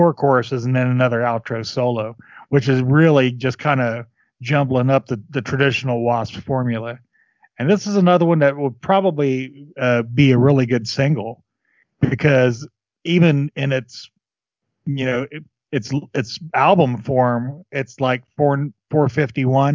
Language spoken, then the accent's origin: English; Midwest, United States; I grew up in the Midwest